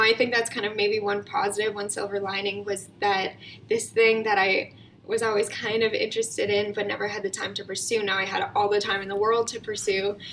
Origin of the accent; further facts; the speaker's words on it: Calgary, Alberta, Canada; moved away as an adult; also born or lived in Toronto; I was born and raised in Calgary, um, and before the pandemic, I was living in Toronto as well.